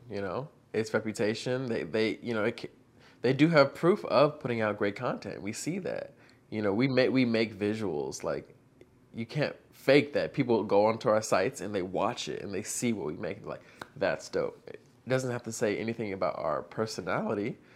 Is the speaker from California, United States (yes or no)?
no; Virginia, United States; So I'm from Northern Virginia, basically like 20 minutes from Washington, D.C.